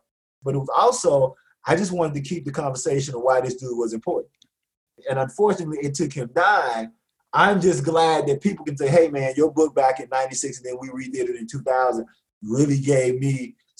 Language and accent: English; Clarksdale, Mississippi, United States; So I'm from Clarksdale, Mississippi, home of the blues, Highway 4961, where the crossroads.